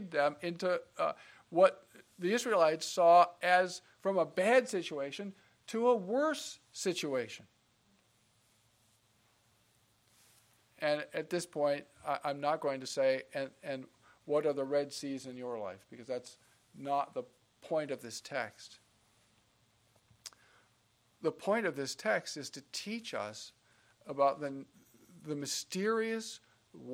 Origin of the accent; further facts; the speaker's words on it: Nebraska, United States; also born or lived in Kansas; I'm from Nebraska, and I've born in Kansas and spent some time on the family farm in Kansas